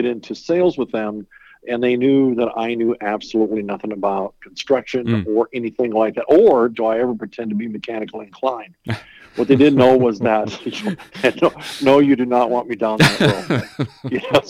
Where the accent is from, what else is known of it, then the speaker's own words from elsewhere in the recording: Huron, South Dakota, United States; moved away as an adult; also born or lived in Denver, Colorado; I grew up in Huron, South Dakota.